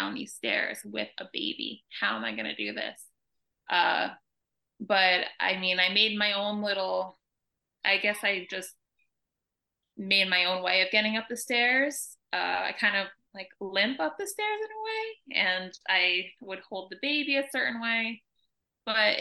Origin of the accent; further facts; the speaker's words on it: New York, United States; moved away as an adult; also born or lived in California; now in Atlanta, United States; We're originally from New York